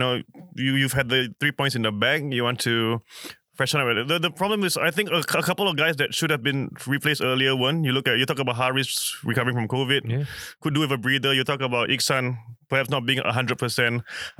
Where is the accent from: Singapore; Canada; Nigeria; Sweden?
Singapore; I'm Singaporean.